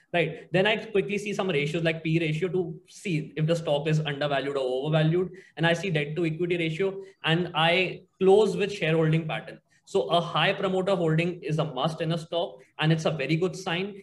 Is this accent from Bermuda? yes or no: no; Agra, Uttar Pradesh, India; moved away; I'm from Agra